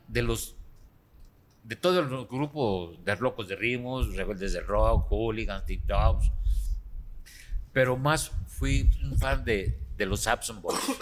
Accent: Guadalajara, Jalisco, Mexico; donde yo nací, de, Jalisco, de Guadalajara, Jalisco.

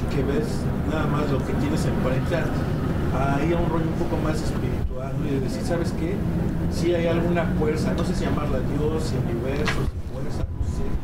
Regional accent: Nezahualcóyotl, State of Mexico, Mexico; Yo también aquí como el compañero soy de Ciudad Neza y el pues barrio es el barrio.

